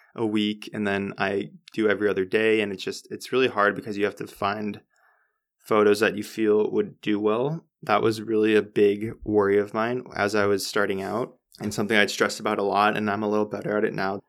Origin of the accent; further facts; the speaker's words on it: United States; I'm American.